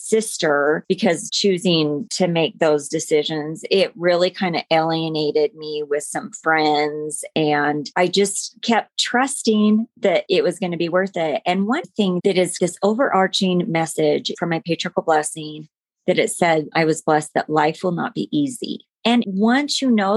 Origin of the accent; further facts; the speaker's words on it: American Fork, Utah, United States; I grew up in American Fork, Utah